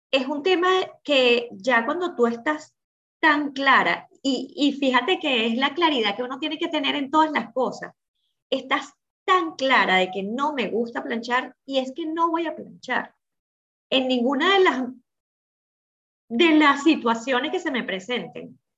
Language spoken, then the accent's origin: Spanish; Venezuela; moved away as an adult; now in United States; Y cuando nosotros nos vinimos de Venezuela para acá, que en Venezuela nosotros podíamos tener nuestra señora que, que hacía todas las cosas, aquí no en Estados Unidos